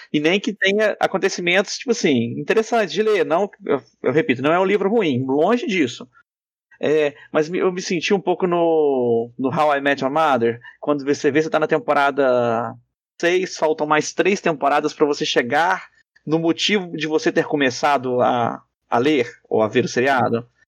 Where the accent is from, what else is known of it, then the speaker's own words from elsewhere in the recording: Muriaé, Minas Gerais, Brazil; a minha infância em Muriaé